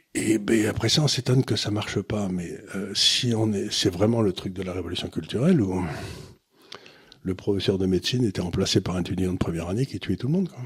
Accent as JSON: {"language": "French", "town": "Amiens", "region": "Hauts-de-France", "country": "France", "tie": "born or raised there", "said": "quand j'étais gamin à Amiens"}